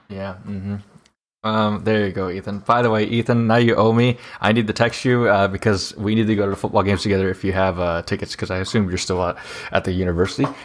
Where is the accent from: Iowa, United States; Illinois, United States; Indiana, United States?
Iowa, United States; Mississippi Valley; also born or lived in England; my hometown's fair, the Mississippi Valley, uh, Fair